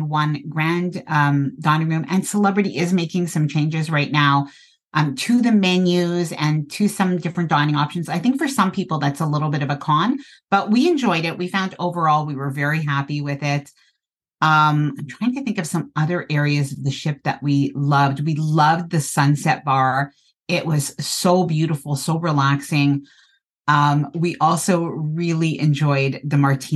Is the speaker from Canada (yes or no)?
yes; Canada; I'm Canadian and I live in a cold climate